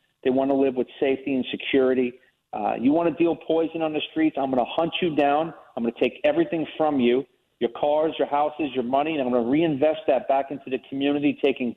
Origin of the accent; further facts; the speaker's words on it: New York, United States; moved away as an adult; also born or lived in Fort Myers area, Florida; now in Florida, United States; I grew up in New York